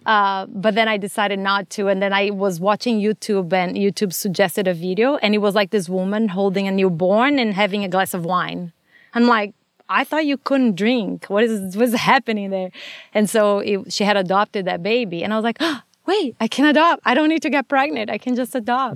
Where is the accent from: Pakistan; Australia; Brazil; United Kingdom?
Brazil; English is a second language; moved away as an adult; now in Los Angeles, United States; I'm from Brazil, and I grew up there